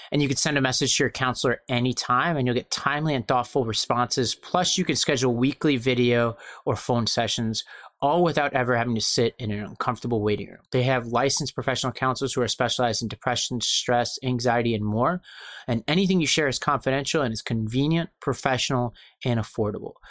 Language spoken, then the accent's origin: English; New York City, New York, United States; I was born in Brooklyn